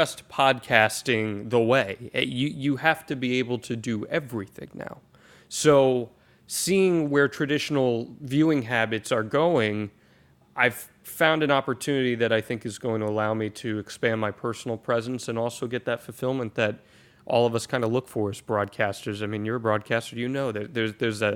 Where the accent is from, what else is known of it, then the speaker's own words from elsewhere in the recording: United States; now in Florida, United States; I'm originally from the Jersey, New York City area